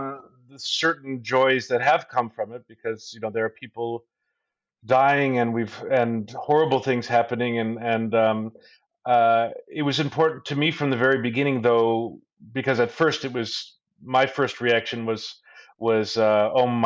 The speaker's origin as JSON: {"language": "English", "region": "Indiana", "country": "United States", "tie": "born or raised there"}